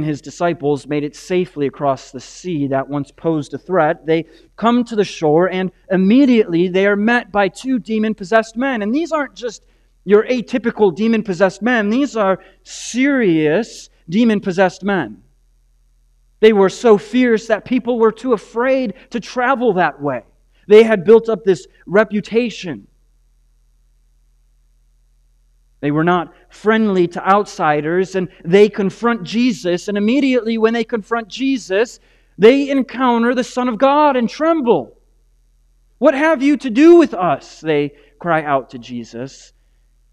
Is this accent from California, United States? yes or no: no; Green Bay, Wisconsin, United States; I grew up on the Bay of Green Bay